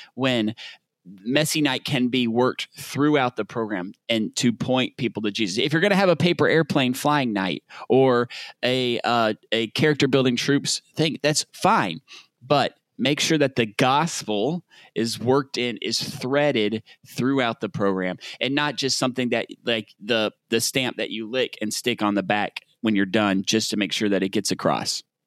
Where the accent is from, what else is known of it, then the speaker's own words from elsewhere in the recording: Southern United States, United States; accent: Southern; my Southern accent